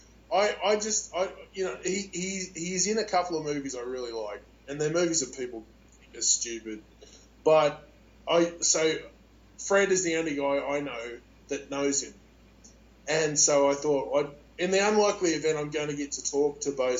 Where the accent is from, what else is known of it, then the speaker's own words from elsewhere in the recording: Australia; I'm Australian